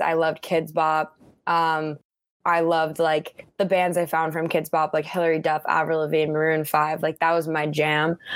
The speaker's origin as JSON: {"language": "English", "town": "Park City", "region": "Utah", "country": "United States", "tie": "born or raised there", "also_born_or_lived": "Chicago", "moved": "yes", "said": "I grew up in Park City, Utah, my whole life"}